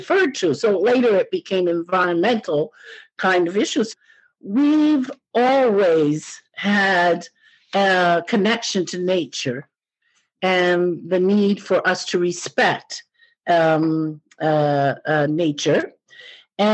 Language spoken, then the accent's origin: English; Truro, Nova Scotia, Canada; my growing up in Truro, Nova Scotia